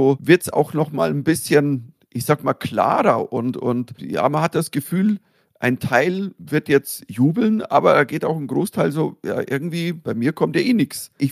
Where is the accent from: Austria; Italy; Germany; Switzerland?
Germany; nur als äh, Deutscher